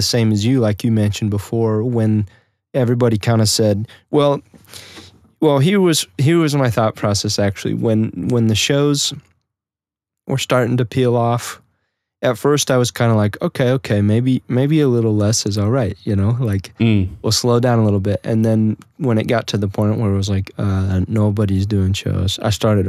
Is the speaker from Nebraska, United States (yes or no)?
yes; Nebraska, United States; especially we were in Nebraska, you know, basically stuck in my hometown.